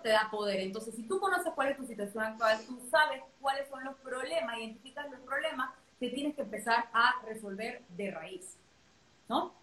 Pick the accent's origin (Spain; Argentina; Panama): Panama; now in Dubai, United Arab Emirates; yo soy panameña, eh, vivo en Dubái